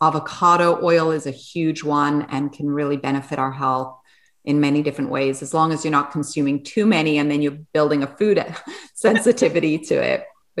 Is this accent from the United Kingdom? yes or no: yes; England, United Kingdom; You know, I'm English and I'm French, and my mother's French. So I grew up and I love French cuisine.